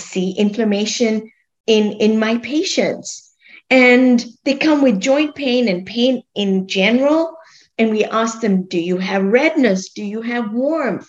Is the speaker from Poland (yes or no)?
no; Kenya; moved away as an adult; also born or lived in Scotland / London; I grew up in Kenya, and I grew up eating a very favorite food, sweet corn